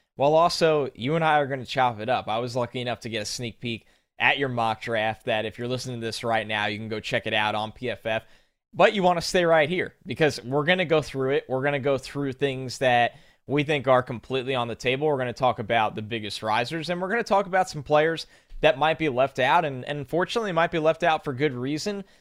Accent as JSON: {"language": "English", "region": "New York", "country": "United States", "tie": "born or raised there", "said": "I grew up in New York"}